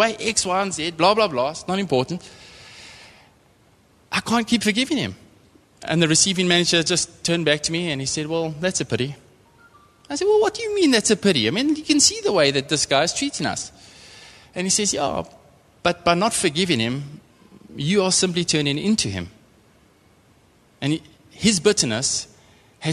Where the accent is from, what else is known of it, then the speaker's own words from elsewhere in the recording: East London, Eastern Cape, South Africa; also born or lived in Port Elizabeth / Transkei; I'm from the Eastern Cape, grew up in East London, moved to Port Elizabeth to go and study